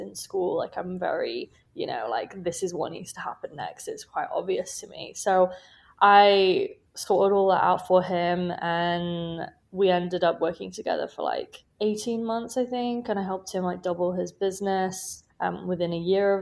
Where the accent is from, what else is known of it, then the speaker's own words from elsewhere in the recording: United Kingdom; moved away as an adult; now in Chicago, United States; as you can probably tell from my accent, I'm from the UK.